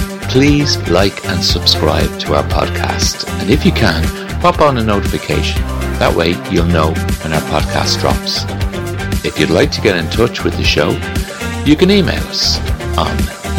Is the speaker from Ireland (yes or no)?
yes; Ireland